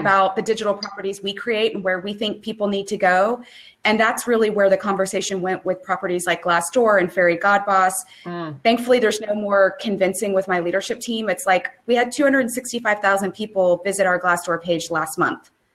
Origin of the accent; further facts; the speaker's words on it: Central Texas, United States; also born or lived in Dallas, Texas; I'm originally from Central Texas.